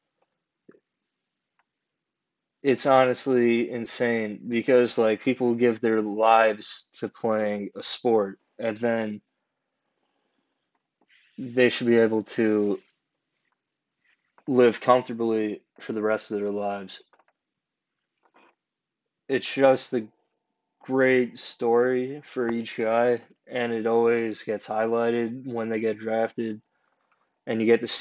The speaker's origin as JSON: {"language": "English", "town": "New York City", "region": "New York", "country": "United States", "said": "as a New Yorker"}